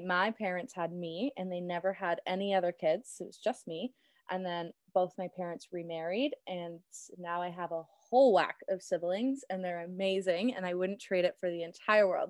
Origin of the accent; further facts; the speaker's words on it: Cambridge, Ontario, Canada; also born or lived in Burlington, Ontario / Guelph, Ontario; I grew up in Burlington and then made the switch to Cambridge, spent most of my life to Cambridge